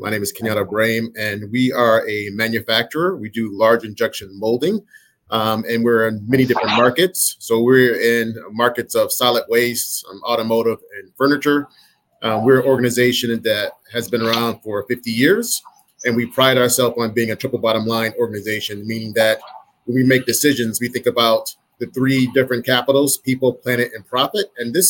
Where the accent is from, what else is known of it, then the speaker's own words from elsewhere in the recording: Michigan, United States; people might like me because I'm from Michigan, go blue.